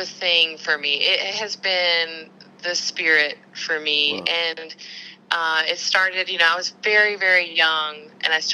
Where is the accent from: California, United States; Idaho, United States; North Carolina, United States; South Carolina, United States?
North Carolina, United States; Benson; I was raised in the South, if you can't already tell by my accent, in North Carolina, and there was this tiny town that I grew up in called Benson